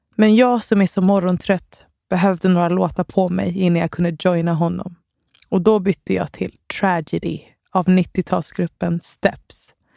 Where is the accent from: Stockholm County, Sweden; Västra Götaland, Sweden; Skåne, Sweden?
Stockholm County, Sweden; Stockholm; Enskededalen i Stockholm. Det var där jag växte upp